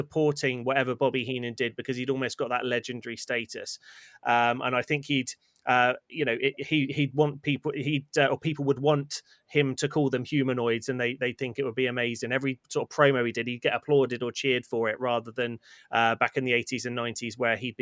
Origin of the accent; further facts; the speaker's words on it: United Kingdom; as British wrestling fans